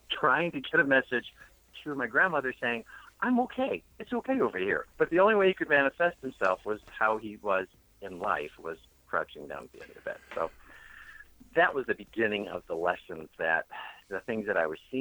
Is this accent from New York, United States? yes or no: yes; Buffalo, New York, United States; moved away; Growing up in Buffalo